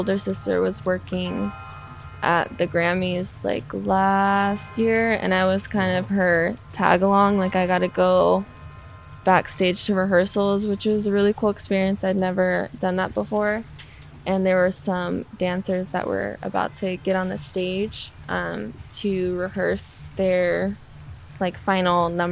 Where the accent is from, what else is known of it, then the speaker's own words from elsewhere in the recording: United States; So I'm Native American. I grew up on a reservation